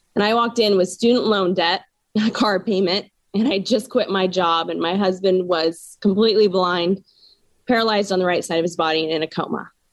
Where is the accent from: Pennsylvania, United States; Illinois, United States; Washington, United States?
Washington, United States; born or raised there